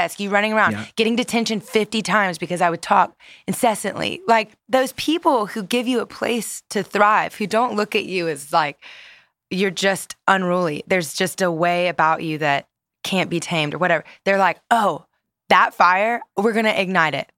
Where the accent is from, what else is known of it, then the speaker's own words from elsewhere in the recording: Louisiana, United States; I grew up in Louisiana